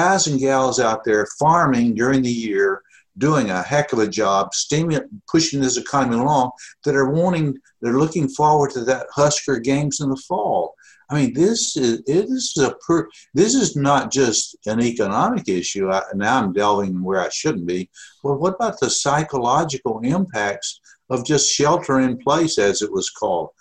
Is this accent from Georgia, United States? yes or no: yes; near Atlanta, Georgia, United States; moved away as an adult; now in Omaha, United States; I grew up near Atlanta, so I was a Georgia Tech fan for much of my first 18 years